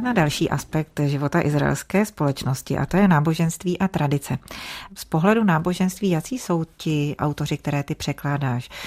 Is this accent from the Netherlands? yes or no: no; Czechia; u nás v Čechách